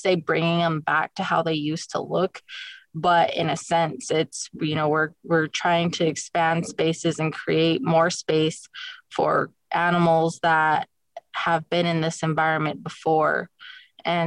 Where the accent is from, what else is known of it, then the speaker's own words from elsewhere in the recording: Fort Hall, Idaho, United States; also born or lived in Browning, Montana; I'm from Fort Hall too